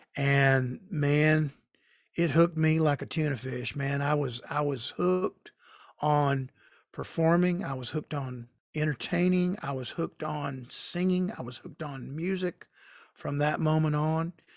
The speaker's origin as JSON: {"language": "English", "town": "Marietta", "region": "Georgia", "country": "United States", "tie": "born or raised there", "said": "my hometown of Marietta, Georgia"}